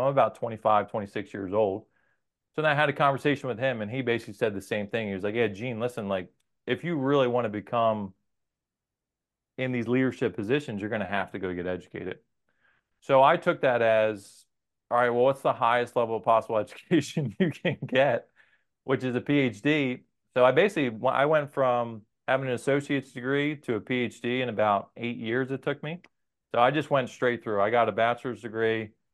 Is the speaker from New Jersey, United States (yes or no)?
yes; New Jersey, United States; also born or lived in Maryland; I'm from New Jersey. Our families are from here.